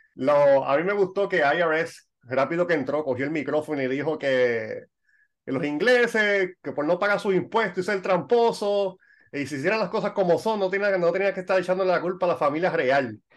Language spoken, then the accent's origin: Spanish; Puerto Rico; now in Ireland; yo soy puertorriqueño, pero vivo en Irlanda